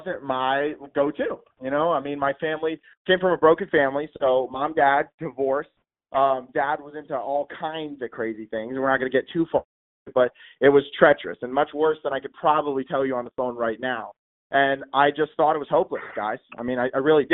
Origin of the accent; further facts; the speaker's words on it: Trenton, New Jersey, United States; now in North Carolina, United States; I grew up in Trenton, New Jersey. So I was born in Trenton